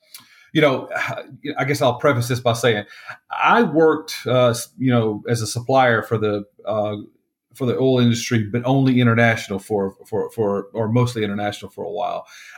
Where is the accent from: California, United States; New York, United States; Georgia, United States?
Georgia, United States; now in Texas, United States; living more than half my life in Texas. I'm from Georgia.